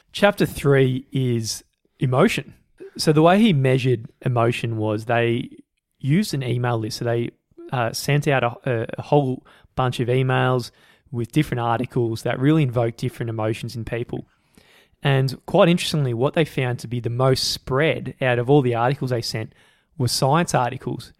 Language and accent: English; Australia; we're from Australia